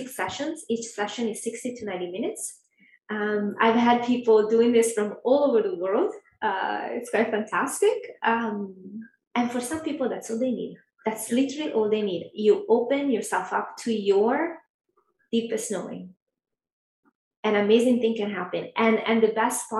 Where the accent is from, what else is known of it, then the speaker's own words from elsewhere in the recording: Italy; now in Los Angeles, United States; I'm from Italy